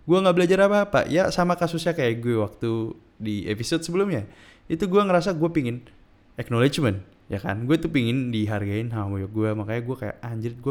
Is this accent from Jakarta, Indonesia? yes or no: no; East Java, Indonesia; Iya, gue dari Madura. Kalau lu pada yang baru pertama kali hari di sini, gue kasih tahu. Lu lagi lagi dengerin podcast seseorang yang ada di Pulau Madura.